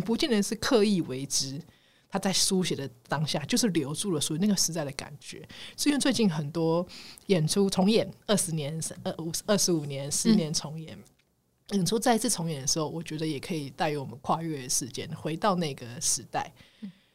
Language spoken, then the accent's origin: Chinese; Taiwan; 我们台湾人